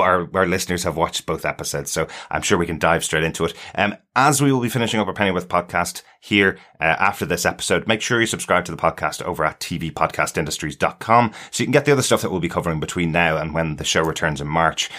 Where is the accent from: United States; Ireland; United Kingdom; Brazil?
Ireland; we're from Ireland